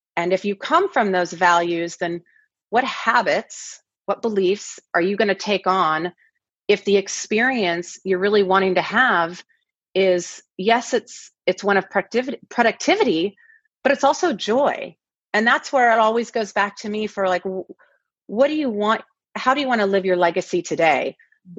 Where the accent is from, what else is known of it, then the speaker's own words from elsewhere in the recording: the Northwest, Pacific Northwest, United States; moved away as an adult; now in Los Angeles, United States; I grew up in the Northwest, and I uh, we've been in LA now for about ten years